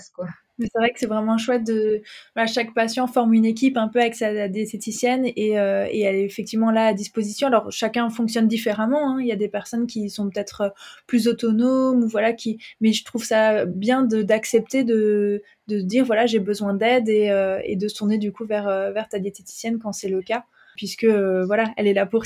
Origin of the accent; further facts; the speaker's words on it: France; moved away as an adult; now in Belgium; moi, à l'origine, je suis française.